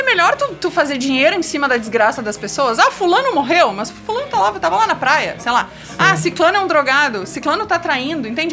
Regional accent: Caxias, Brazil; also born or lived in Bento Gonçalves; eu morava em Caxias, eu sou de Caxias.

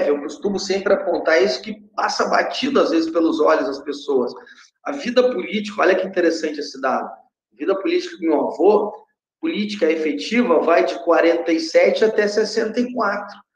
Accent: Uruguay; also born or lived in London, United Kingdom; eu, nasci na, Inglaterra, em Londres, hum. mas eu hum. morei muito tempo no Uruguai porque a minha mãe é uruguaia.

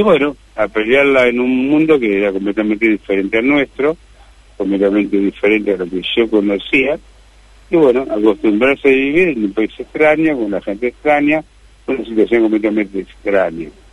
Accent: Quilmes, Buenos Aires Province, Argentina; moved away as an adult; now in Madrid, Spain

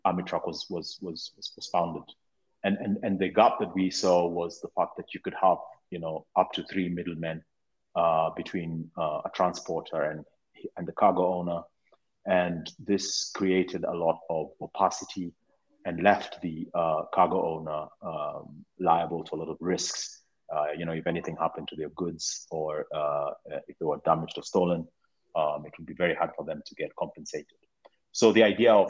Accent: Kenya; moved away as an adult; also born or lived in United Kingdom; I was actually born and raised in Kenya. I went to study maths in the UK quite young

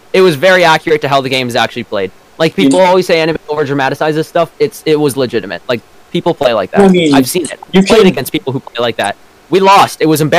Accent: Canada; first language English; I'm Canadian.

